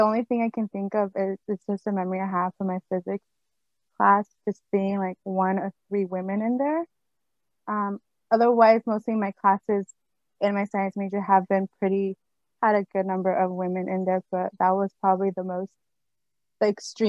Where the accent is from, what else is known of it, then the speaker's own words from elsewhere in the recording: Guatemala; when I explained that I'm from Guatemala, I think they get confused and they mention that I have to explain that I'm not from Guadalajara